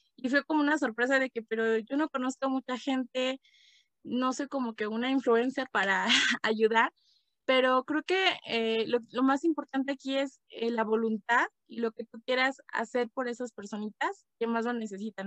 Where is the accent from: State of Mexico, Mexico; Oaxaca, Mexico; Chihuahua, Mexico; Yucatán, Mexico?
State of Mexico, Mexico; Toluca; also born or lived in Michoacán; now in Tlalpujahua, Mexico; yo nací, pues digamos que nací en, Toluca, en el Estado de México. Pero bueno, eh, en fin, vivo acá en Michoacán